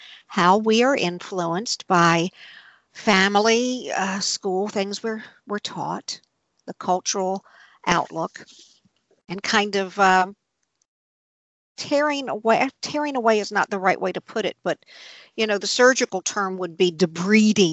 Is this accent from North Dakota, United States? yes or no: no; New Orleans, Louisiana, United States; I was brought up fairly conventionally in New Orleans